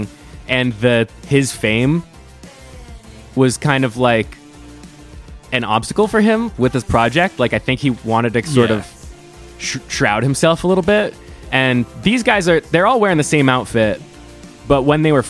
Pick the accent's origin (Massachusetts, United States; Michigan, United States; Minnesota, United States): Massachusetts, United States; We're guys from Massachusetts.